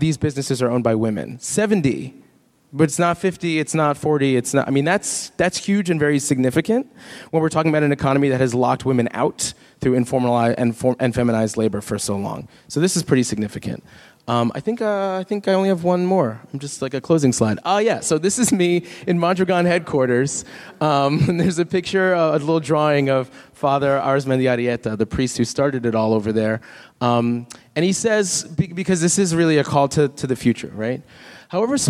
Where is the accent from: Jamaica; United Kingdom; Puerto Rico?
Jamaica; I'm not Cuban. I'm Jamaican